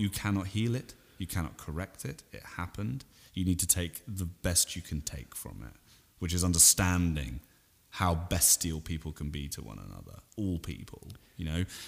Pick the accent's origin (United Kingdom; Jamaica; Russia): United Kingdom; Salisbury, South West England; also born or lived in Vancouver, Canada; my hometown in Britain, Salisbury